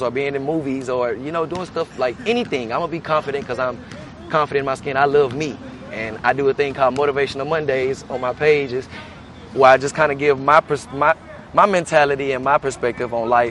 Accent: Beaumont, Texas, United States; moved away as an adult; now in Houston, United States; I'm born and raised in Beaumont, Texas, but ever since I moved to Houston about 12 years ago

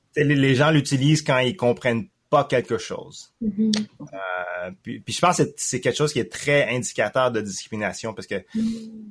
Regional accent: Quebec, Canada; also born or lived in Thailand; je suis un Canadien francophone d'origine chinoise, cambodgienne, mais né en Thaïlande

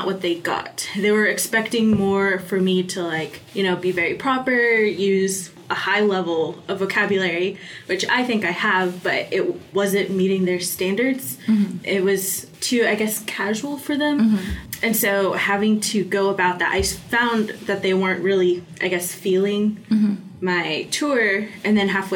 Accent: Fayetteville, Arkansas, United States; I am a junior from Fayetteville, Arkansas.

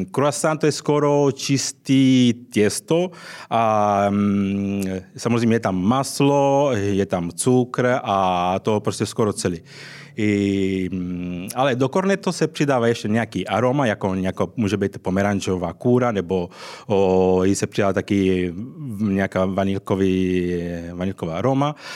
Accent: Sicily, Italy; Czech is a second language; now in Prague, Czech Republic; Já jsem samozřejmě ze Sicílie

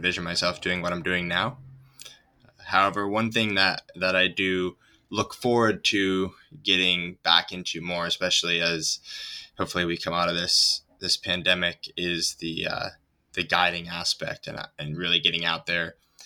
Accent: Ithaca, New York, United States; now in Santa Cruz, United States; I grew up in Ithaca, New York, in upstate New York

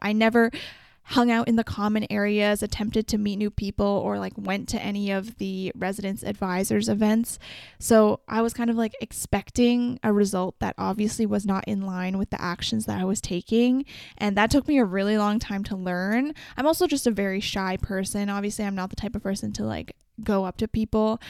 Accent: Vancouver, British Columbia, Canada; I'm from Vancouver, so I've explored a lot of it

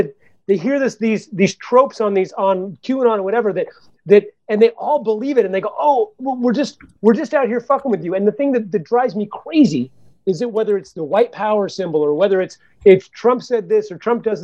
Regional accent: Santa Cruz, California, United States; I grew up in the Bay Area. I grew up in Santa Cruz.

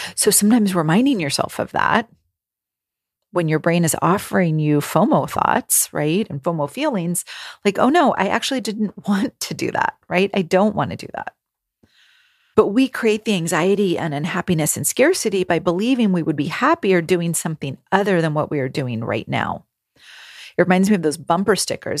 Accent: California, United States; moved away as an adult; also born or lived in New England / Rhode Island; I am born and raised in California

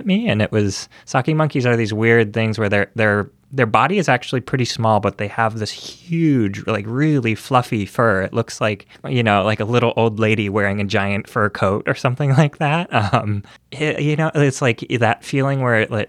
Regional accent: Minnesota, United States; now in California, United States; I am originally from Minnesota, but I live in California

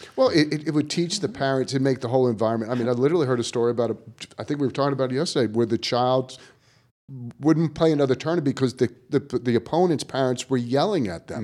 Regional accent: New York, United States; moved away; growing up in New York

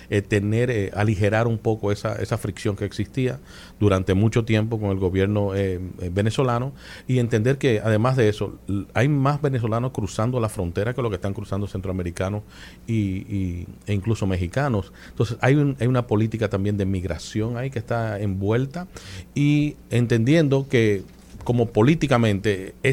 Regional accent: Dominican Republic; Para mí como dominicano en el exterior o dominicano de la diáspora, eh, para mí es un orgullo y, y un gran privilegio el que las puertas de la Biblioteca Nacional se me hayan abierto.

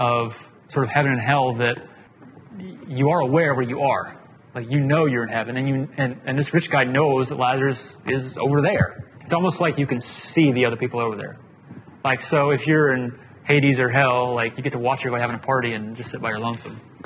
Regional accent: Atlanta, Georgia, United States; I grew up in Atlanta

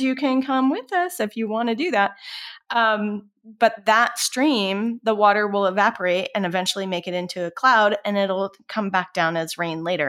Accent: Colorado, United States; So, I grew up in Colorado. I grew up, uh, on a ranch that was surrounded by national forests

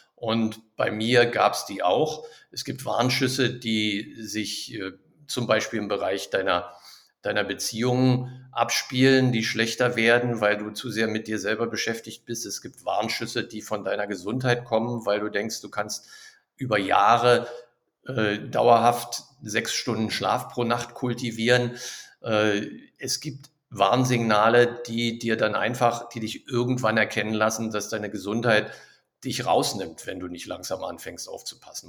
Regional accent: Berlin, Germany; moved away as an adult; also born or lived in Düsseldorf / Neuss; now in Krefeld, Germany; Ich komme ursprünglich aus Berlin

